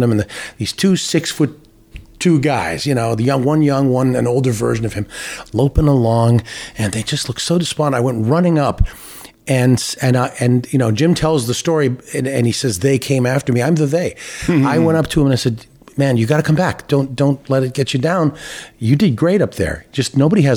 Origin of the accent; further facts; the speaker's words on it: Timmins, Ontario, Canada; moved away; also born or lived in Toronto, Ontario; I was born in Toronto and immediately moved to Timmins because my father got a job at the TV station there